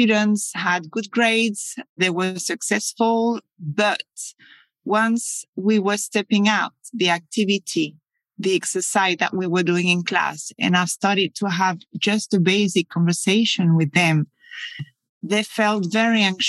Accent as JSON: {"language": "English", "town": "Paris", "region": "Île-de-France", "country": "France", "also_born_or_lived": "Scotland", "second_language": "English", "moved": "as an adult", "lives_now": "Spain", "said": "I'm French. I come from Paris."}